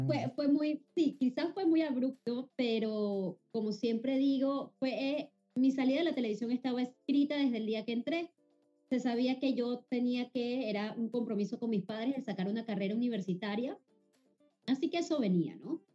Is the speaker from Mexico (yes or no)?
no; Venezuela; moved away as an adult; now in Panama; Venezuela es Venezuela y, siempre obviamente es mi país, es mi tierra, eh, es mi ADN